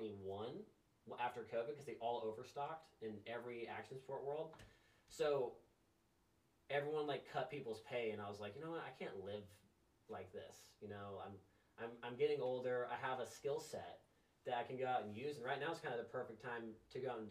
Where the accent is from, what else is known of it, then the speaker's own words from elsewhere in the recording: Tornado Alley, United States; I'm from Tornado Alley